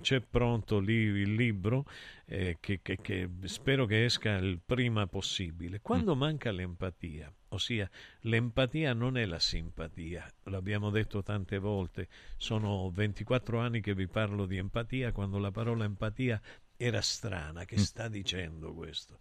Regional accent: Rosario, Santa Fe, Argentina; Io sono del Rosario

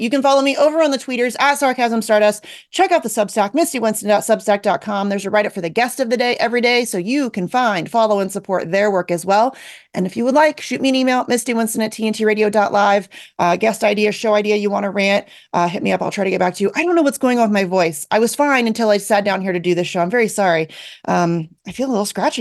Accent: United States; I'm an American

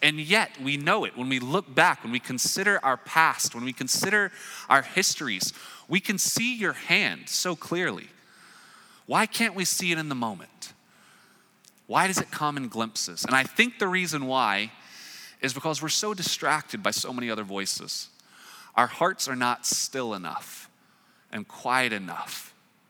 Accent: Raleigh, North Carolina, United States; moved away; I'm from Raleigh, North Carolina

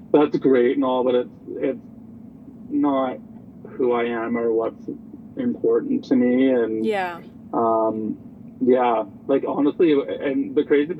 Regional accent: Chilliwack, British Columbia, Canada; I grew up in Chilliwack

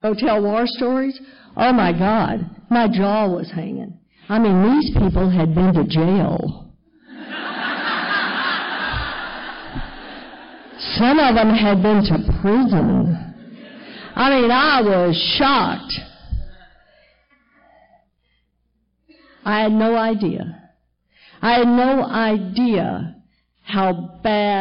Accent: Texas, United States; moved away as an adult; I'm a Texas girl, born and raised in Texas, right where they took the Bible Belt and gave it an extra pull

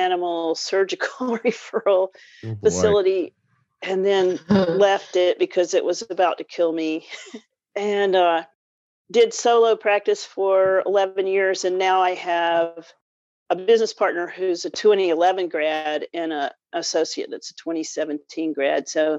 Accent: North Carolina, United States; Born and raised in North Carolina.

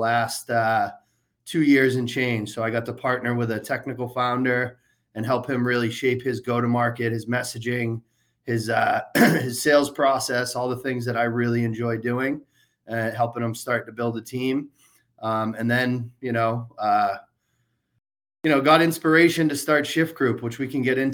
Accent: Worcester, Massachusetts, United States; I grew up in the Worcester, Massachusetts area

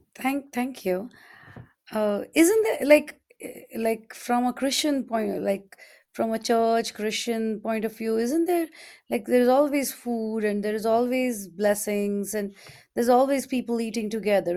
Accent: India; moved away; when I was growing up in India we had all these different festivals throughout the year

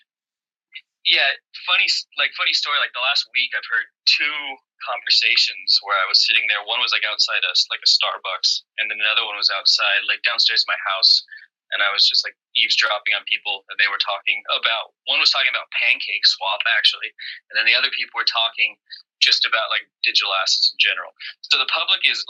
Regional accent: United States; now in China; I'm American

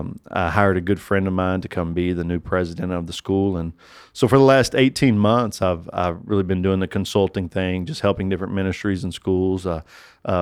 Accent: Kentucky, United States; I'm from Kentucky

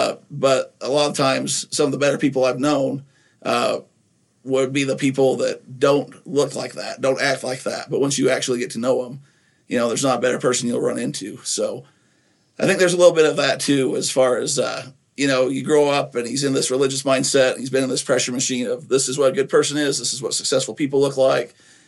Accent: Nephi, Utah, United States; a lot of that might come from growing up in Utah as well in Nephi

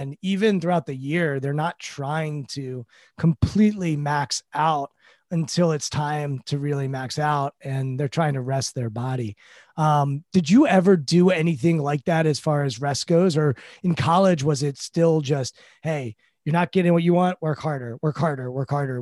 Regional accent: Washington, District of Columbia, United States; I grew up in Washington, D C. We have a football team here. I grew up going to games

